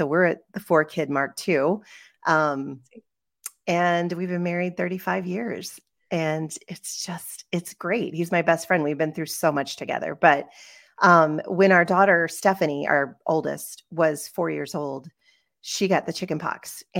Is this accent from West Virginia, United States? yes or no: yes; West Virginia, United States; born there; And so I was born in West Virginia. So that's where I went to school. I went to Shepherd University, which was Shepherd College at the time